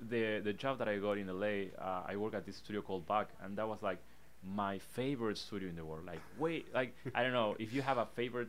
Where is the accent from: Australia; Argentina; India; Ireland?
Argentina; English is a second language; moved away as an adult; now in Los Angeles, United States; I come from Latin America, and that I feel it's a big part of me